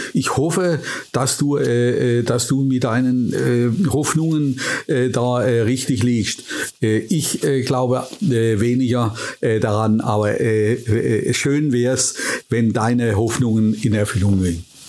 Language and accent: German; Adelsheim, Baden-Württemberg, Germany; meine Heimatstadt Adelsheim, ehemalige Amtsstadt